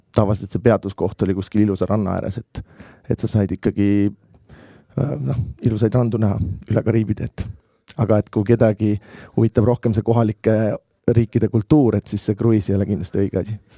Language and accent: Estonian; Estonia; ma olen Eestist